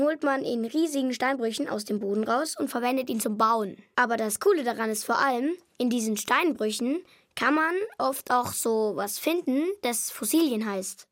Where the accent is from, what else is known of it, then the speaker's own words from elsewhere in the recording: Eichstätt, Bavaria, Germany; Ich komme aus Eichstätt